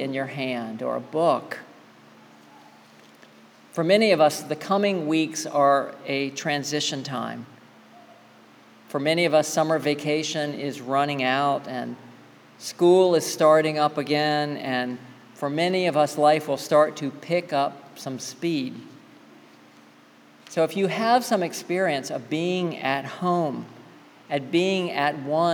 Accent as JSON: {"language": "English", "region": "the South", "country": "United States", "tie": "born or raised there", "said": "I grew up in the South"}